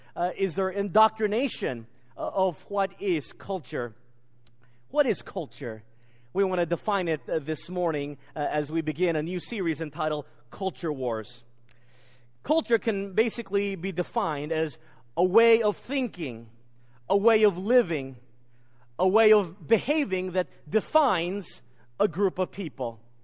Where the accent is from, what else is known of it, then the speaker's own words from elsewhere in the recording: United States; moved away; growing up in America